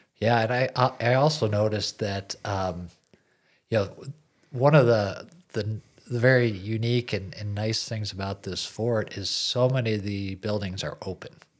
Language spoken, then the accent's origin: English; Buffalo, New York, United States; moved away as an adult; now in Fort Larned, Kansas, United States; We're from Buffalo, New York